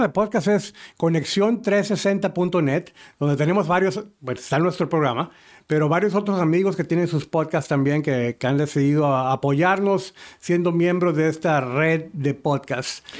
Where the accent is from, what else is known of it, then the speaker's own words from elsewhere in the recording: Uruguay; moved away; yo vengo de Uruguay